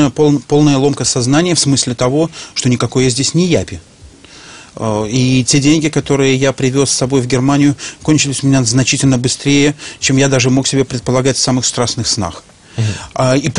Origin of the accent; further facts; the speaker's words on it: Minsk, Minsk Region, Belarus; Да, безусловно. Я, я был... Э, я белорус. До 95